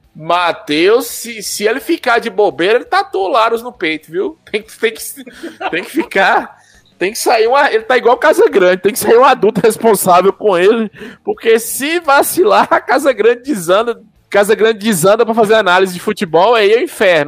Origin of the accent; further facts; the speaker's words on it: Bahia, Brazil; Eu sou baiano